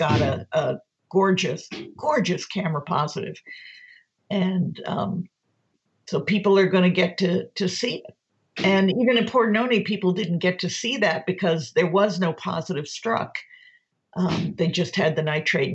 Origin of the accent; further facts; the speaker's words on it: Wisconsin, United States; I'm from Wisconsin